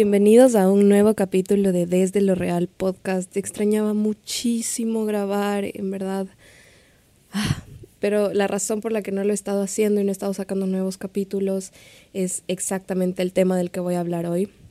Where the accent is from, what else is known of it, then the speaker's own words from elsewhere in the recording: Ecuador; also born or lived in Quito / Miami; Yo soy de Ecuador, yo vivo en Quito, pero en este momento no me encuentro ahí